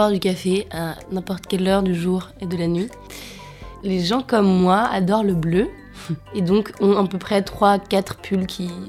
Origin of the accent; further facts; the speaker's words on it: Auvergne-Rhône-Alpes, France; Je viens d'un village de Savoie avec des parents alpinistes à un endroit euh, très ancré dans la montagne. Et j'en suis partie, je reviens souvent, j'en suis partie pour faire des études